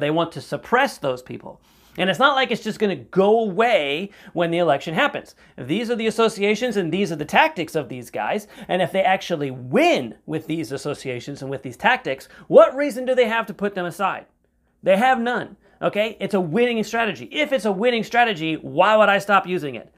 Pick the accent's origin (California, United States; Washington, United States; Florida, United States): Florida, United States; here in my home state of Florida